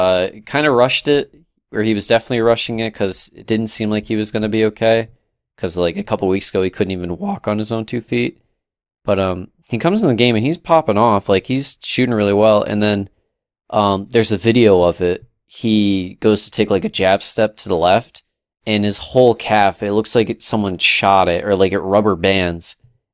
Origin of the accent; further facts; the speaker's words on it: New England, United States; I don't think anybody could have ever hated Big Poppy, especially for us growing up in New England.